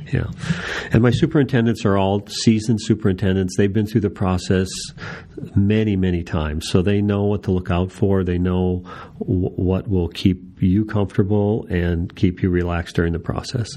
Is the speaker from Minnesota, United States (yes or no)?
yes; Minnesota, United States; now in Phoenix, United States; I'm from Minnesota